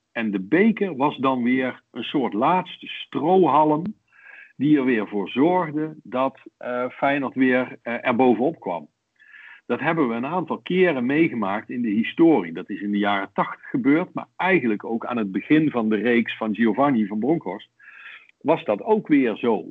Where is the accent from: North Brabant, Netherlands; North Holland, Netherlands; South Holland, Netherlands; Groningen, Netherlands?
North Brabant, Netherlands; accent: soft G; also born or lived in Rotterdam; now in The Hague, Netherlands; ik heb nog een, eh, een zachte G overgehouden aan de jeugd die ik wel doorgebracht heb in Brabant maar geboren in Rotterdam